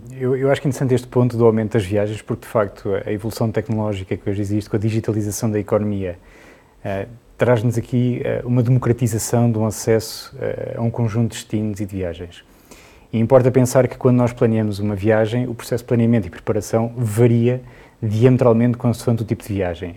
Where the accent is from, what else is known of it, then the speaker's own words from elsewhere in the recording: Portugal; nós aqui somos muito portugueses